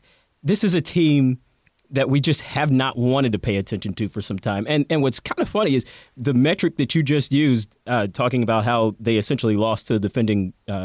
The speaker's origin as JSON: {"language": "English", "town": "Atlanta", "region": "Georgia", "country": "United States", "tie": "born or raised there"}